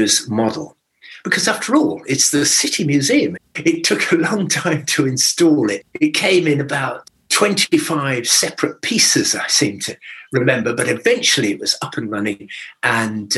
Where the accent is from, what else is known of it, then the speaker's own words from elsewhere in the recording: Sheffield, Yorkshire and the Humber, United Kingdom; now in Winchester, United Kingdom; I wasn't born here. I was actually born in Sheffield. So technically, I'm a Yorkshireman